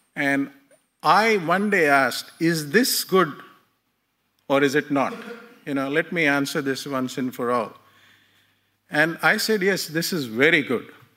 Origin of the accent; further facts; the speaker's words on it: India; I was born in India in a Hindu family